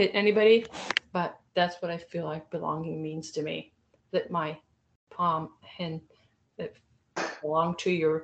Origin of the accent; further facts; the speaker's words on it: Israel; now in Florida, United States; I'm from Israel